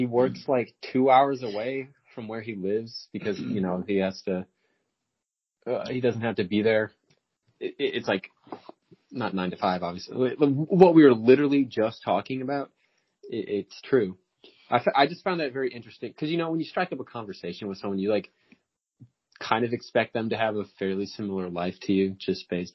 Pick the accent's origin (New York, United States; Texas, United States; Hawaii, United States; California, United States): Texas, United States; moved away; I'm coming from the gigantic state of Texas, the second most gigantic state